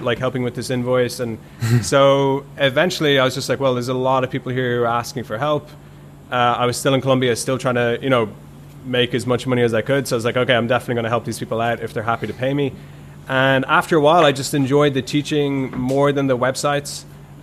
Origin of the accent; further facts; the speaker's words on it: Ireland; I grew up in Ireland, and when I grew up in Ireland, there's a huge construction boom